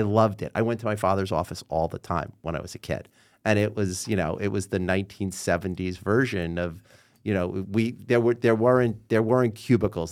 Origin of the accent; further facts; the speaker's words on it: New York City, New York, United States; also born or lived in Queens / Manhattan; I was born and raised in New York City